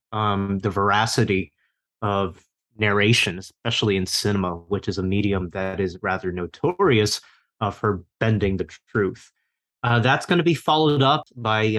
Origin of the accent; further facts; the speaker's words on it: Taiwan; moved away; I grew up mostly in Taiwan myself